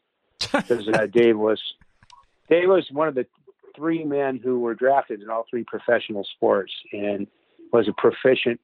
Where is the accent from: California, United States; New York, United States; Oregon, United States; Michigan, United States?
Oregon, United States; Eugene; I was raised in Eugene, Oregon